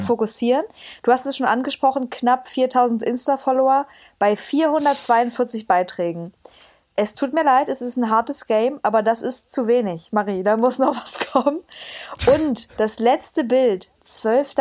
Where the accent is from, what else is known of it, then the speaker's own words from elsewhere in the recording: Cottbus, Brandenburg, Germany; moved away as an adult; now in Dresden, Germany; aus Cottbus